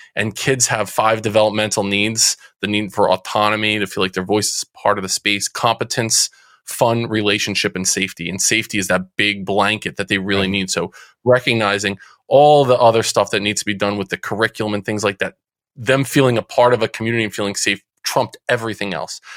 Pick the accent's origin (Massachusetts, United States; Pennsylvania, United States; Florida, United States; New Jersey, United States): New Jersey, United States; Central; I'm from Central New Jersey. People might be able to hear it from the accent that that comes out every now and again. Uh, Central Jersey. Grew up um, playing sports